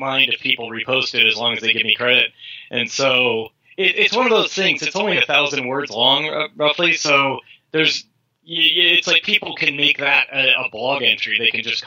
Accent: California, United States; I was from California

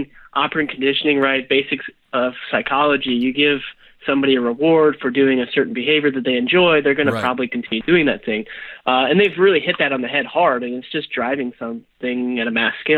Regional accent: Nebraska, United States; moved away; I'm from Nebraska originally

